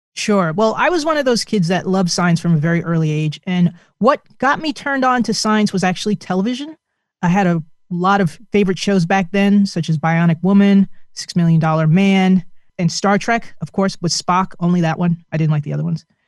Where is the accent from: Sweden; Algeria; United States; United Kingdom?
United States; New Jersey; my home state of New Jersey